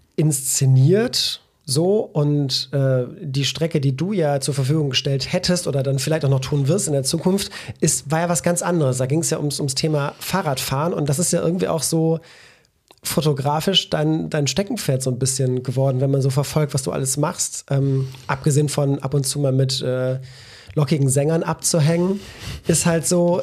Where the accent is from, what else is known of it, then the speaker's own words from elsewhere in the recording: Belgium; now in Cologne, Germany; als Belgier